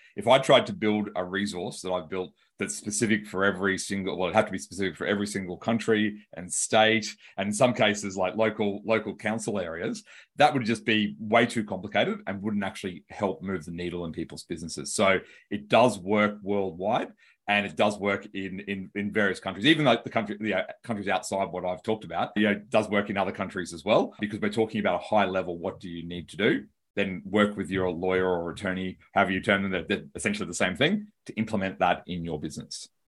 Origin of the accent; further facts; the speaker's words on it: Australia; accent: Australian; I'm from Australia and I've got an Australian accent